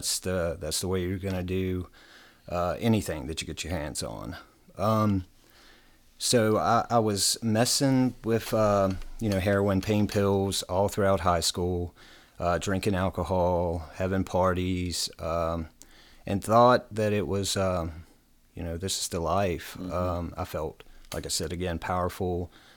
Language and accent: English; Bedford, Virginia, United States; I'm from Bedford, Virginia, born and raised, small town.